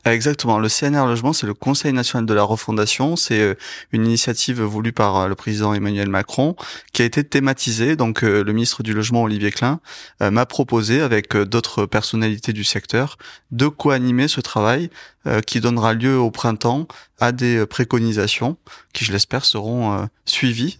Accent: Toulouse, Occitania, France; je suis toulousain

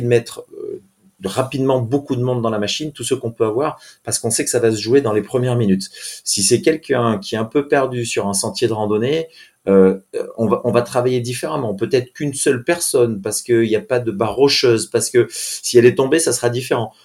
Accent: Briançon, Provence-Alpes-Côte d'Azur, France; moved away as an adult; also born or lived in Tarbes; je suis originaire de Briançon, dans les Hautes-Alpes

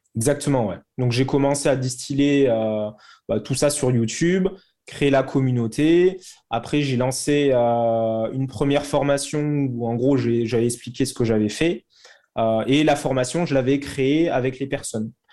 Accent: Toulouse, Occitania, France; also born or lived in London; je suis originaire de Toulouse.

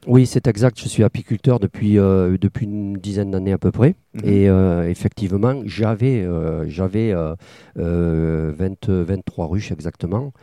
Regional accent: Tarn-et-Garonne, Occitania, France; moved away as an adult; also born or lived in Bordeaux; now in Gujan-Mestras, France; je suis originaire du Tarn-et-Garonne

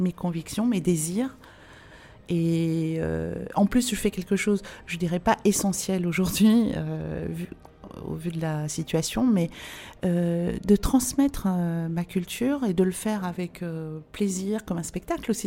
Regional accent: France; je suis née en France et que j'ai la nationalité française

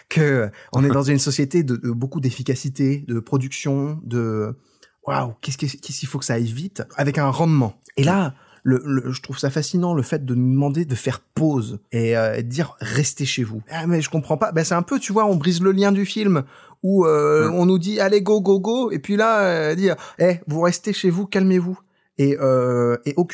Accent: Brittany, France; Tu sais, moi, euh, je suis breton.

